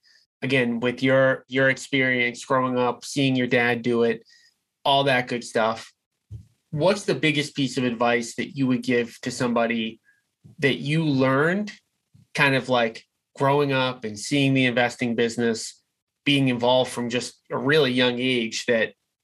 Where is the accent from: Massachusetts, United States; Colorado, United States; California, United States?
Massachusetts, United States; Boston; my hometown of Boston